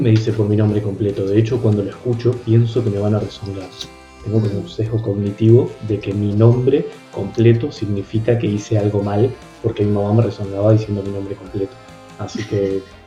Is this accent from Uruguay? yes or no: yes; Treinta y Tres, Uruguay; yo vengo de un pueblo en concreto de Uruguay, mi pueblo es 33